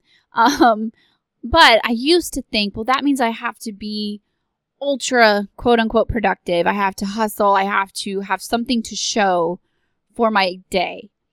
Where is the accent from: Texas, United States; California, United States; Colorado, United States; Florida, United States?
Texas, United States; I am from Texas